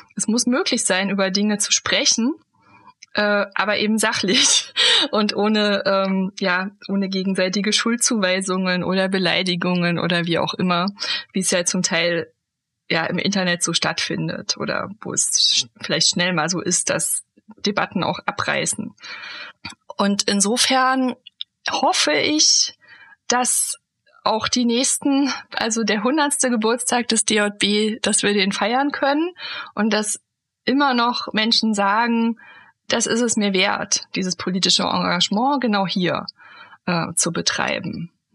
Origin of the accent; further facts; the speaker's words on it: Germany; moved away; also born or lived in Hesse; ich bin ja in der DDR aufgewachsen